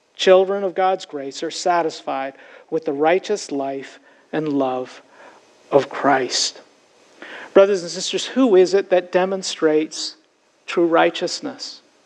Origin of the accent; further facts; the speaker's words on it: Toronto, Ontario, Canada; I grew up in Toronto, Canada.